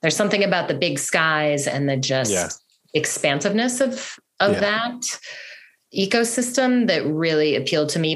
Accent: Colorado, United States; I'm from Colorado.

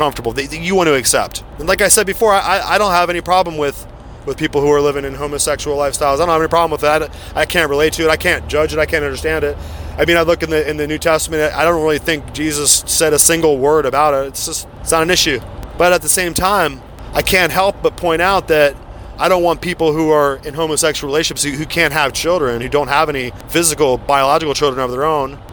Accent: Pennsylvania, United States; I grew up in Pennsylvania around the Amish

